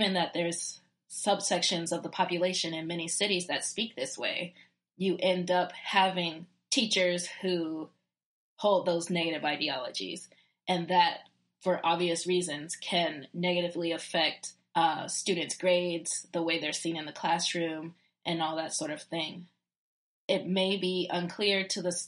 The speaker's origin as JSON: {"language": "English", "region": "Virginia", "country": "United States", "accent": "southern", "said": "I'm from Virginia."}